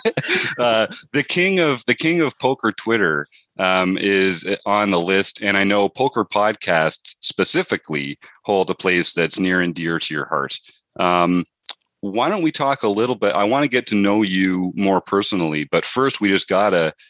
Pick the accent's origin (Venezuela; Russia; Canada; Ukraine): Canada; Canadians like you and me.